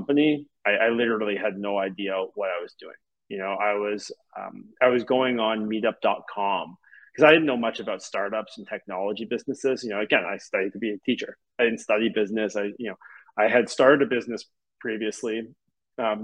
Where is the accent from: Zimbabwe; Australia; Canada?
Canada; Montreal, Quebec; I grew up in Montreal